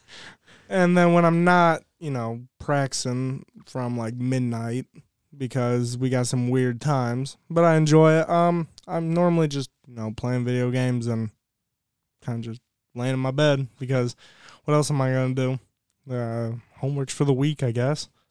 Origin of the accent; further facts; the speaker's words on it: Ohio, United States; moved away; I'm from Ohio